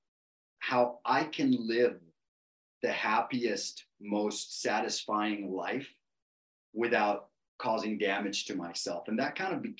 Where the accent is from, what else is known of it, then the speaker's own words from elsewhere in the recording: Costa Rica; I'm from Costa Rica